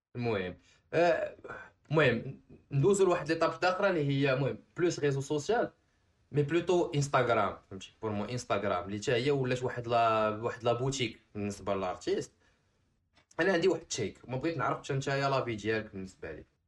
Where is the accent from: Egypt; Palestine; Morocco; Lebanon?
Morocco; حنا عندنا في المغرب